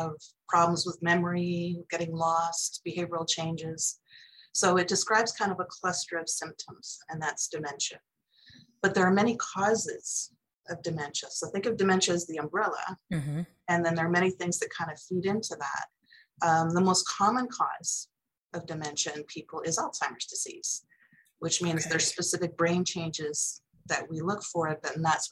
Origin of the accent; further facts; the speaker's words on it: Toronto, Ontario, Canada; moved away as an adult; now in Irvine, United States; I grew up in Toronto, so mm-hmm. I'm a Canadian like you.